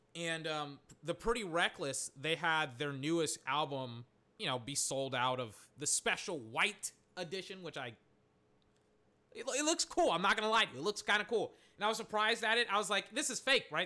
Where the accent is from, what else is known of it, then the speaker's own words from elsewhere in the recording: Texas, United States; I'm, I'm from Texas